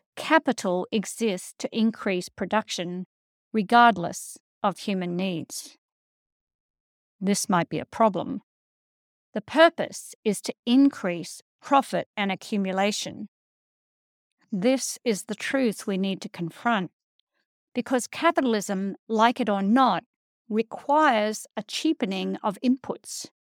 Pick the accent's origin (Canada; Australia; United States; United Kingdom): Australia; a white Australian living on a colonized land